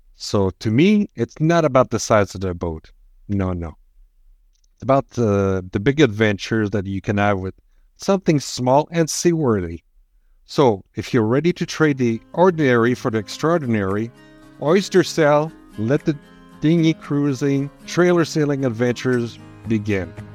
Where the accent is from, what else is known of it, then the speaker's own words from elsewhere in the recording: Quebec, Canada; I'm from Quebec, not France